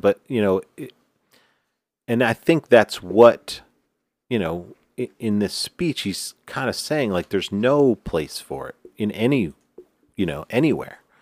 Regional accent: New York, United States; I'm from New York

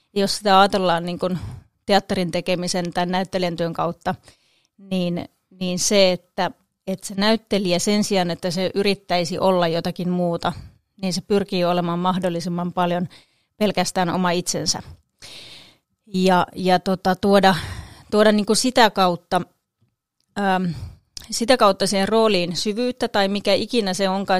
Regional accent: Kangasala, Pirkanmaa, Finland; also born or lived in Kokkola; now in Tampere, Finland; asuin siis lapsuuteni Kangasalla

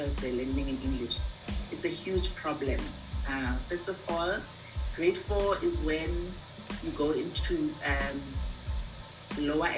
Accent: South Africa; I am from South Africa. I'm an elementary school teacher

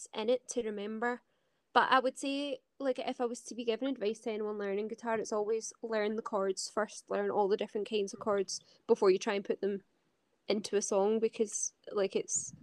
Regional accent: Scotland, United Kingdom; I'm a Scottish musician

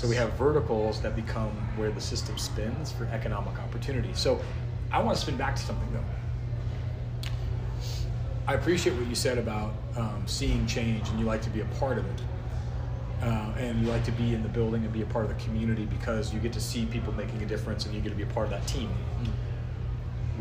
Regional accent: North Idaho, United States; I grew up in North Idaho

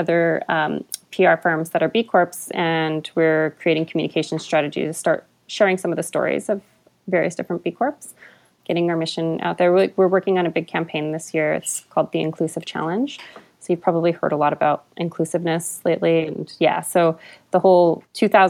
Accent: Albuquerque, New Mexico, United States; moved away as an adult; now in Canada; I'm from Albuquerque, New Mexico. I was born and raised

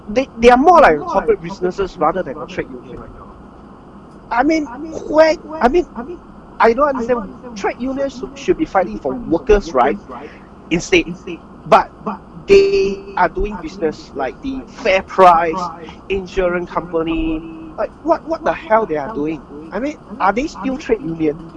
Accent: Philippines; yeah, I'm a Filipino.

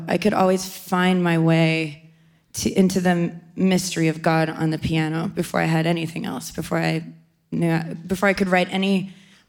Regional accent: Canada; I grew up in Canada.

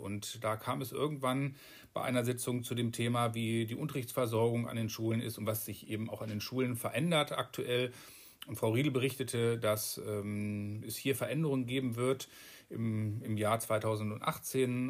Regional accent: Alfeld, Lower Saxony, Germany; also born or lived in Hameln / Hohenhameln / Gronau; komme gebürtig aus Alfeld und wollte gerne wieder in diese Region

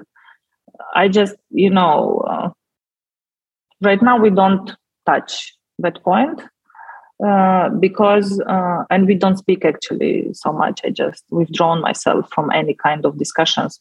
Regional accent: Moldova; first language Russian; English is a second language; when Moldova gained independence, so it happened in August. And on 5th of September, I went to Romanian school

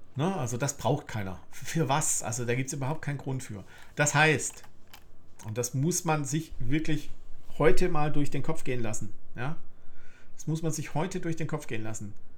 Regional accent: Germany; ich bin im Westen in der BRD geboren

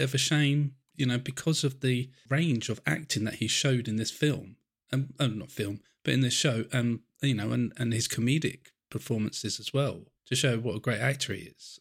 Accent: England, United Kingdom; I'm English. I'm in England

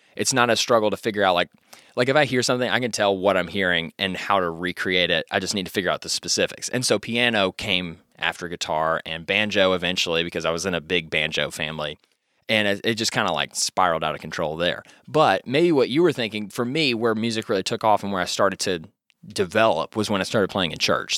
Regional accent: Louisville, Kentucky, United States; born or raised there

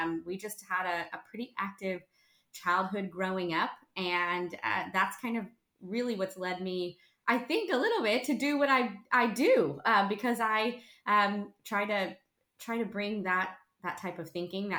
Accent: North Texas, United States; also born or lived in Tulsa; I grew up here in North Texas

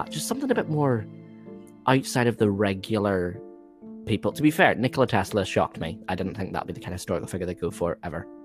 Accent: Wales, United Kingdom; I am Welsh.

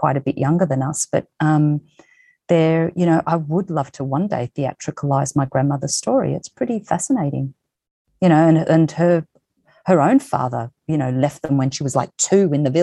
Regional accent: Lilydale, Victoria, Australia; I'm from Lilydale, Victoria, so Wurundjeri. I was born on Wurundjeri land. So Lilydale, Victoria.

